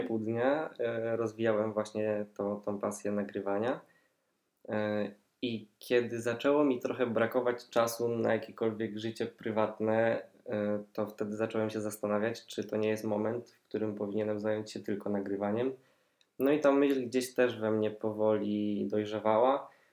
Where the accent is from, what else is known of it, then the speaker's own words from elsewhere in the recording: Poznań, Greater Poland, Poland; jestem z Poznania, tutaj też mieszkam